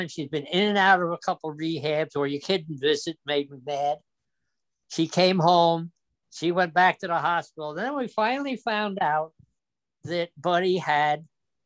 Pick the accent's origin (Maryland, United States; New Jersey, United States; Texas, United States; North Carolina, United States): New Jersey, United States; also born or lived in Yonkers, New York; I was born in Yonkers, New York. The family moved to New Jersey in 1937. I was a year old, and I grew up in New Jersey